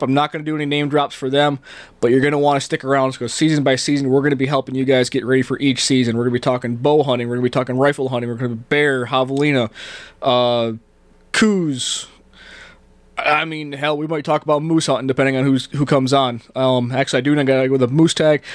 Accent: Canada; also born or lived in New York State, United States; now in Arizona, United States; I grew up in Canada. Um, you talk to anybody that met me when I first moved here, I said a a lot.

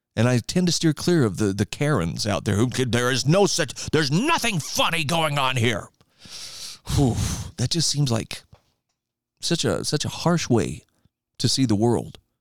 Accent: Idaho, United States; my home state of Idaho

